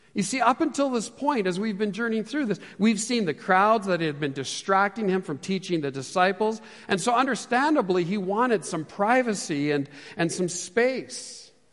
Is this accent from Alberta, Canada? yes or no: yes; Edmonton, Alberta, Canada; also born or lived in Calgary; I was born and raised here in Edmonton